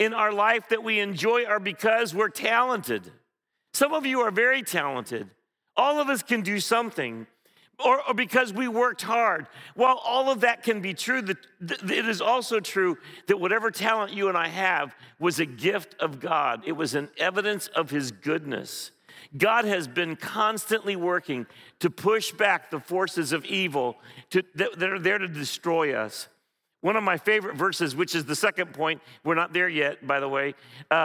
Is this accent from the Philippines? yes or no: yes; Philippines; moved away; I remember very vividly growing up in the Philippines